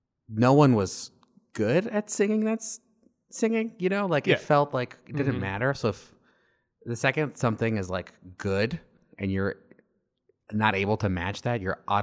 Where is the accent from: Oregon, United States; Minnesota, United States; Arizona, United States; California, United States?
Arizona, United States; moved away as an adult; I had just moved across the country. I'm from Arizona, and I had just moved away all the way to Connecticut for the first time.